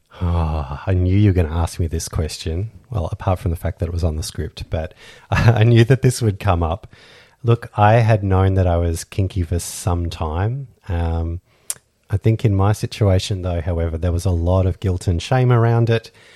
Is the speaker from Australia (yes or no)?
yes; Australia; We're Australian lifestyle kinksters